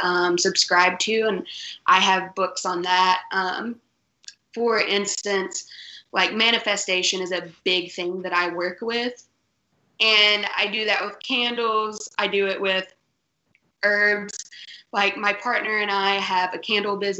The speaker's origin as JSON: {"language": "English", "town": "Paintsville", "region": "Kentucky", "country": "United States", "moved": "yes", "lives_now": "Lexington, United States", "said": "I am living in Lexington, Kentucky now, but I'm from Paintsville originally."}